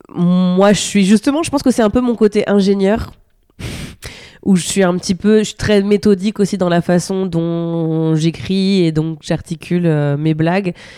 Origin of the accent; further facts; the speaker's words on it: Normandy, France; j'ai grandi en Normandie dans la campagne